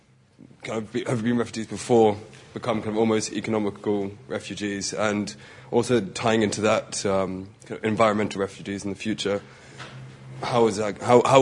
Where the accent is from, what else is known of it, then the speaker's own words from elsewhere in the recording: Galashiels, Scotland, United Kingdom; I'm from Galashiels, up in the north, up in the borders of Scotland